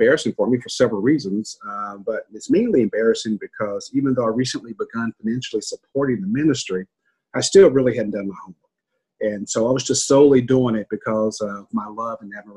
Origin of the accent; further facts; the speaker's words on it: a small town in Kentucky, United States; I'm a little boy from a small town in Kentucky, about 900 people.